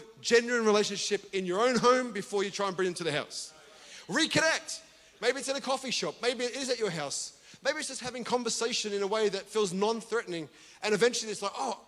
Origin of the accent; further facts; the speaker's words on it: Australia; I'm from Australia